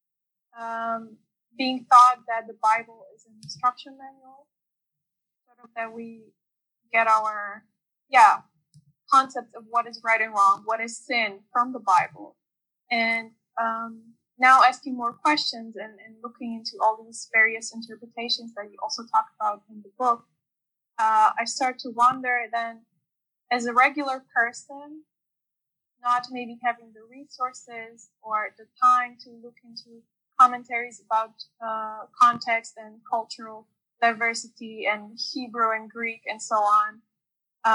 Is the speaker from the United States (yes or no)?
no; Romania; moved away as an adult; now in Netherlands; I was born and raised in Romania, and I moved to the Netherlands 4 years ago for my studies.